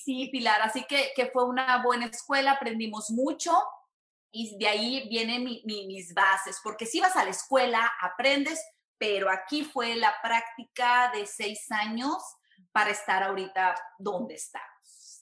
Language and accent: Spanish; San Luis Potosí, Mexico; moved away as an adult; now in Houston, United States; soy de México, soy de San Luis Potosí, México